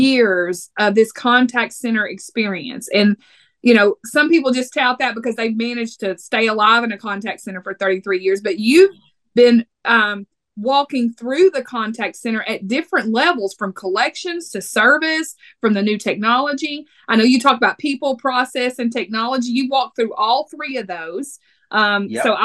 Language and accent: English; Texas, United States; accent: Texas; I'm from Texas